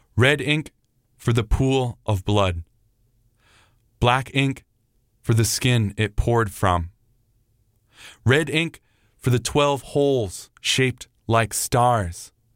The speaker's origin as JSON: {"language": "English", "region": "Vermont", "country": "United States", "tie": "born or raised there", "moved": "as an adult", "lives_now": "New Orleans, United States", "said": "I grew up in Vermont"}